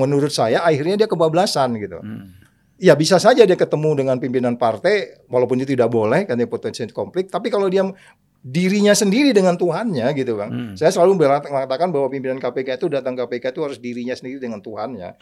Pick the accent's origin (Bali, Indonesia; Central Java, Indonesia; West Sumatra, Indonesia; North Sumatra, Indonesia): North Sumatra, Indonesia; Pematangsiantar; also born or lived in Simalungun; Aku lahirnya kan di Siantar